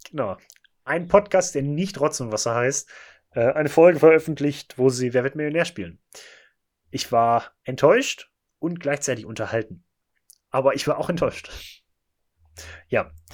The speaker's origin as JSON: {"language": "German", "town": "Bochum", "region": "North Rhine-Westphalia", "country": "Germany", "said": "Wir kommen beide aus Bochum"}